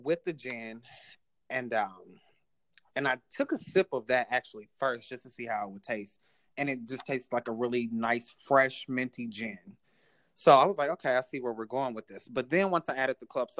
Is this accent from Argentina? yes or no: no; Indianapolis, Indiana, United States; moved away as an adult; now in Chicago, United States; I am from Indianapolis, so it was closer to home